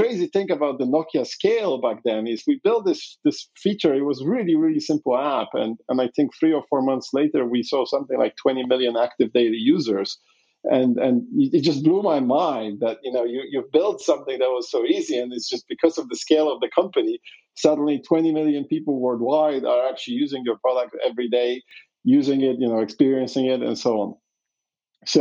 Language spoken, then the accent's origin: English; Poland; I was born in Poland during communism